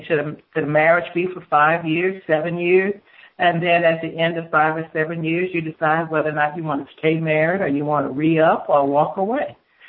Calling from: Houston, Texas, United States; from Houston.

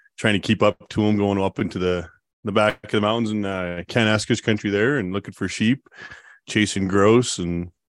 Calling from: Calgary, Alberta, Canada; I'm joining from Calgary, Alberta.

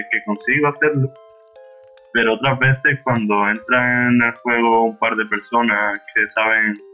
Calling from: Seville, Andalusia, Spain; de Sevilla.

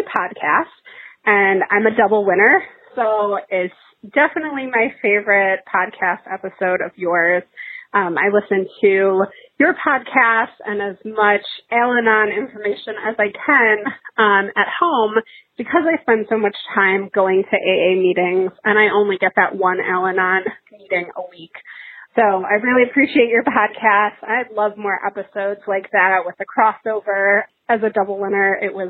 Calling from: Buffalo, New York, United States; I'm calling from Buffalo, New York.

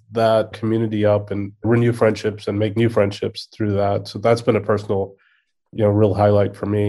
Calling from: The Woodlands, Texas, United States; I'm in the Woodlands, Texas.

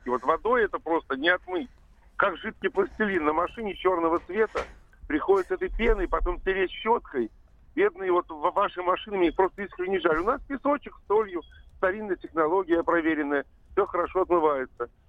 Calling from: Tver, Tver Oblast, Russia; так, ну вот я часто, я сам из Твери часто бываю в Москве.

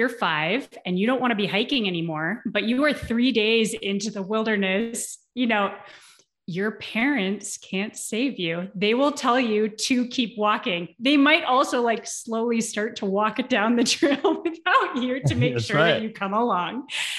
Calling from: Bend, Oregon, United States; I am calling in from Bend, Oregon currently.

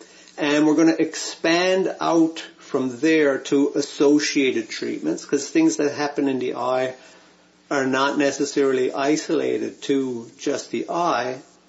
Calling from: Vancouver, British Columbia, Canada; it's my pleasure to be here with you today. I'm joining you from Vancouver, Canada

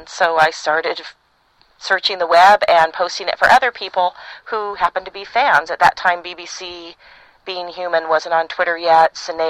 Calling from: California, United States; I'm recording this from Northern California, where I live.

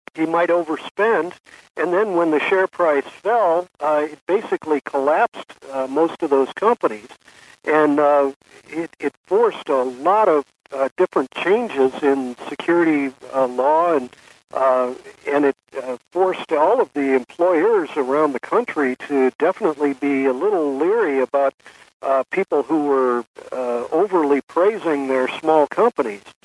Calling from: San Francisco, California, United States; not only am I calling from California, but I'm calling from San Francisco

